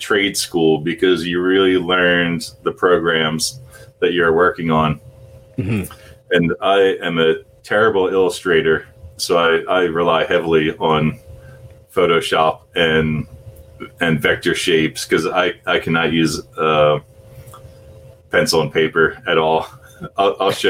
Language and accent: English; New Jersey, United States; moved away as an adult; also born or lived in Philadelphia; I grew up in South Jersey, skateboarding, listening to punk rock music